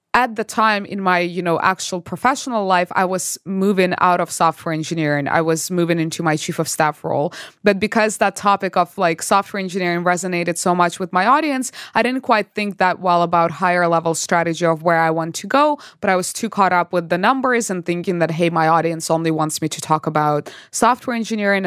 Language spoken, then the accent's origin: English; Belarus; moved away as an adult; also born or lived in Canada; now in Los Angeles, United States; I'm originally from Belarus, went to Canada to study chemical engineering.